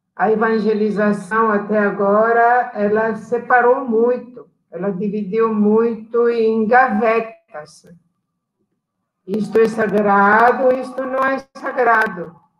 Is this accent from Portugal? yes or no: no; Italy; Portuguese is a second language; moved away as an adult; also born or lived in Abaetetuba, Pará, Brazil; now in Pará, Brazil; nós estávamos chegando da Itália